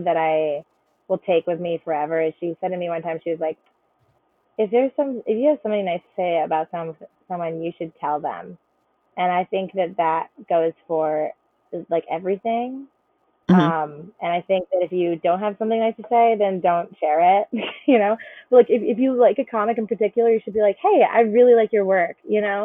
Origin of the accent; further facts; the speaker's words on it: Connecticut, United States; I'm from Connecticut